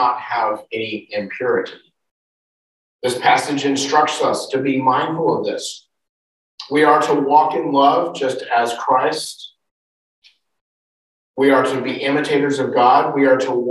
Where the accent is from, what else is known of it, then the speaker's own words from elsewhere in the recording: United States; moved away; in the United States, my home country